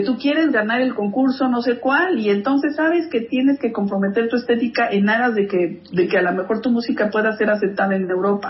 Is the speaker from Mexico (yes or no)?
yes; Mexico; yo la verdad es que crecí en México, comí tortilla, como chile